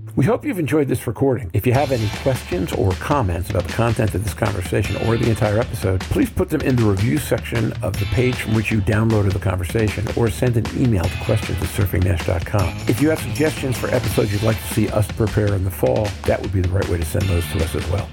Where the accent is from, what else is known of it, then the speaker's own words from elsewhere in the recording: Brooklyn or Long Island, New York, United States; I come from Brooklyn or Long Island, which is close enough